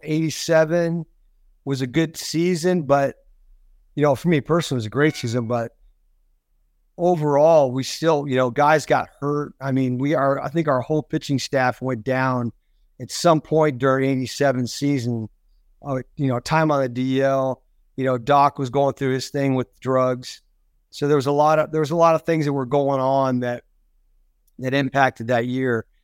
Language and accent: English; Florida, United States; I grew up there in Florida